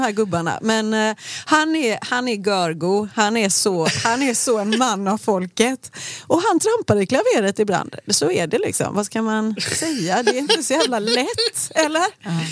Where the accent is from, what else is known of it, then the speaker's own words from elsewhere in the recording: Gothenburg, Västra Götaland, Sweden; jag är uppvuxen i Rannebergen.